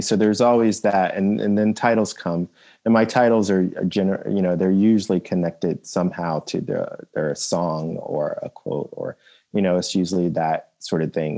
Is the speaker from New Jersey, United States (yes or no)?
yes; New Jersey, United States; I grew up in South Jersey